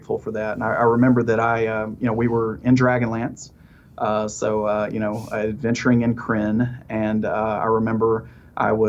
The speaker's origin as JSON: {"language": "English", "area": "the South", "region": "Alabama", "country": "United States", "tie": "born or raised there", "said": "I live in Alabama. Mm-hmm. And, you know, growing up in the South, kind of in the middle of the Bible Belt"}